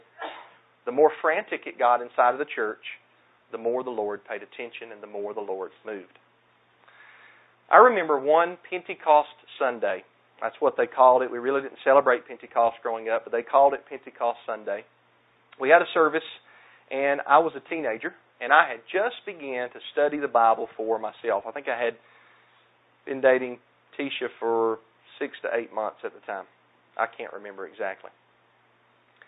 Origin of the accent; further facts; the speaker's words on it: the South, United States; accent: southern; my southern accent